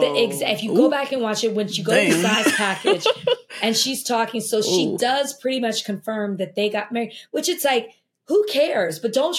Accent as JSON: {"language": "English", "town": "Brooklyn", "region": "New York", "country": "United States", "said": "I don't like when people are constantly reminding me I'm from Brooklyn."}